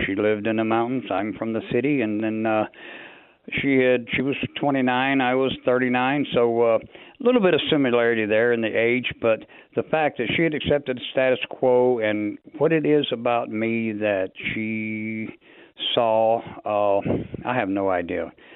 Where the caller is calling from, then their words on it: North Carolina, United States; I'm calling you from North Carolina